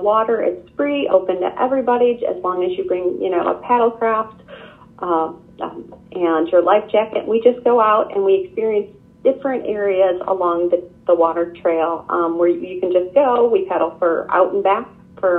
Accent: Midwest, United States; also born or lived in the western US; now in Northern Michigan, United States; I grew up in the Midwest

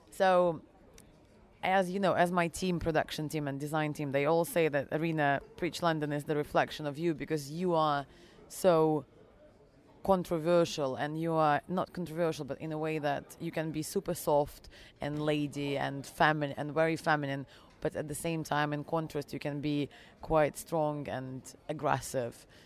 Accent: Germany; also born or lived in Russia / England; Um, my background is I was born in Russia, however, raised uh, abroad in Germany and um, and uh, England.

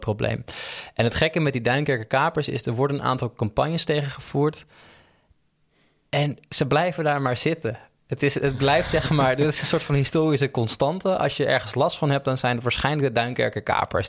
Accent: Almere, Flevoland, Netherlands; in Almere buiten, vlakbij waar ik opgroeide

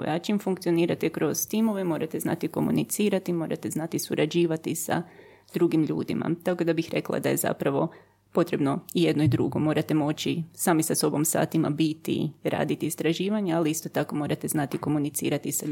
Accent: Germany; now in Croatia; Onda sam se vratila u Hrvatsku sa grozno teškim naglaskom iz njemačkog jer sam polu zaboravila hrvatski pa sam hrvatski morala ponovo naučiti

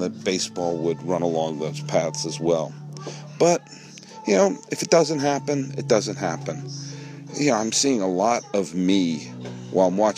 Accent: Weston, New England, United States; moved away; when I was growing up in New England

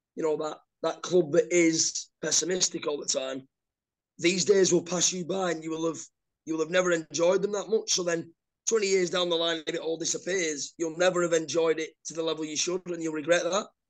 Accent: Oldham, North West England, United Kingdom; moved away; I was born in Oldham.

